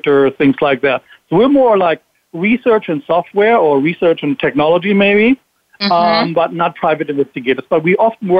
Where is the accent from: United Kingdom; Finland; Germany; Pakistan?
Germany; moved away as an adult; now in Florida, United States; born and raised in Germany, went to the military in Germany, speak fluent German